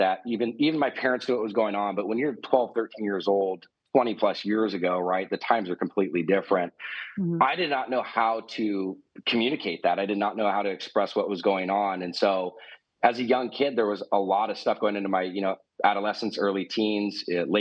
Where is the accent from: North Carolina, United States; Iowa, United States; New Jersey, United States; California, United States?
California, United States; Newport Beach; Was born and raised in Newport Beach, California